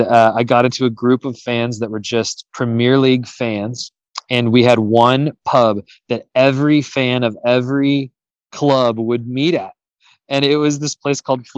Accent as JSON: {"language": "English", "country": "United States", "tie": "born or raised there", "said": "Was part of the Olympic development program here as a youth"}